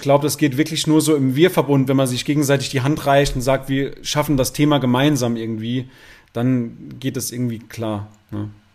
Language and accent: German; Saarland, Germany; bei uns im Saarland sagt man Fasching